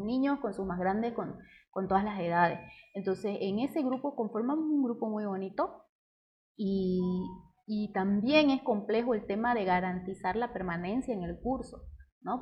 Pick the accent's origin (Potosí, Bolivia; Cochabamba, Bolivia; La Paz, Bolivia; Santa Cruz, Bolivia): Santa Cruz, Bolivia; Cotoca; crecer en Cotoca ha sido tranquilito